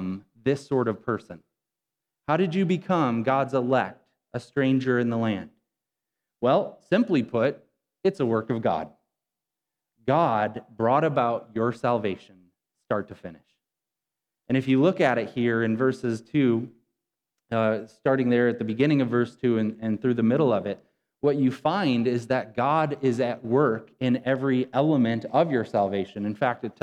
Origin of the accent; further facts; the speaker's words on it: Rockton, Illinois, United States; I grew up in Rockton, Illinois, maybe 11 miles from where we're at right now